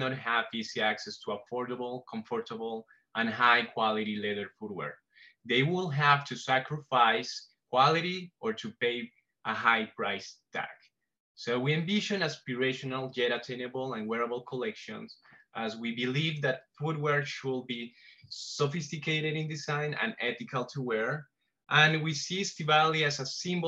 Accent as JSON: {"language": "English", "town": "Bogota", "region": "Bogotá", "country": "Colombia", "moved": "yes", "lives_now": "New York, United States", "said": "I am from Bogota."}